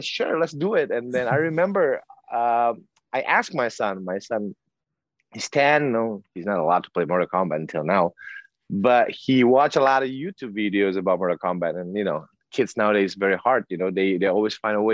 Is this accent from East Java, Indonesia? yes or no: no; South Sumatra, Indonesia; I was born in South Sumatra. We were so poor